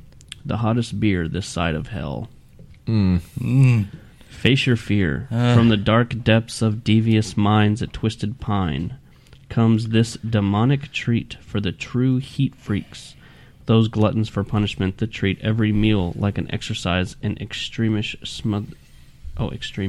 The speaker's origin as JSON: {"language": "English", "region": "Scotland", "country": "United Kingdom", "said": "I am Scottish"}